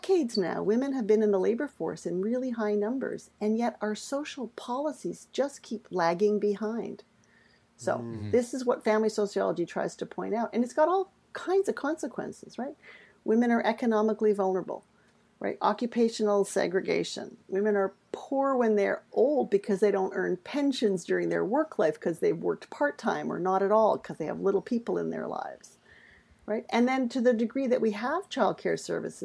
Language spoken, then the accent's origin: English; Winnipeg, Manitoba, Canada; I'm from Winnipeg, eh